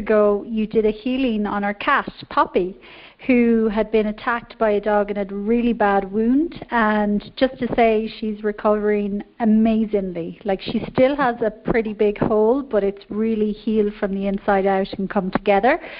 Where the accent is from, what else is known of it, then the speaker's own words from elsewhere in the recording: Ireland; accent: Irish; now in Mexico; I am calling from Mexico, but I'm actually Irish